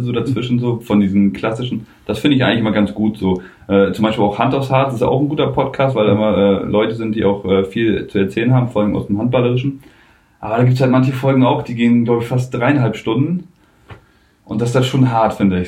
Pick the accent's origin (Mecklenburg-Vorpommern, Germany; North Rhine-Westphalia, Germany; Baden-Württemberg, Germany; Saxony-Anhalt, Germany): Mecklenburg-Vorpommern, Germany; Rostock; moved away as an adult; now in Lübeck, Germany; in Rostock äh, mhm. zu bleiben, weil es ja auch meine Heimat ist